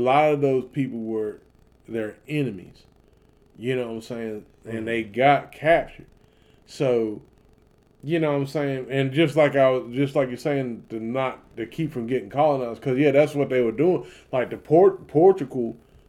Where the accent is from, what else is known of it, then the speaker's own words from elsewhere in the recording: the South, United States; especially me growing up in the South